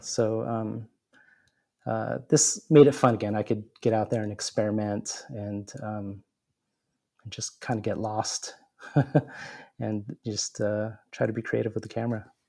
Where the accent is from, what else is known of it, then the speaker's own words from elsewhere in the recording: San Diego, California, United States; rediscovering my hometown